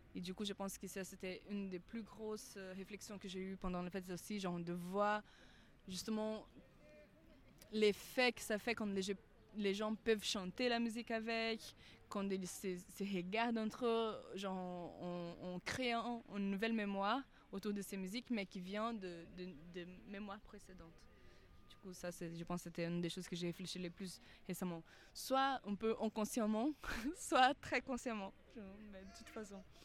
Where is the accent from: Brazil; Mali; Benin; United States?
Brazil; Amazonia; French is a second language; moved away as an adult; now in Paris, France; là d'où je viens en Amazonie, on a plusieurs fêtes, euh, comme partout au Brésil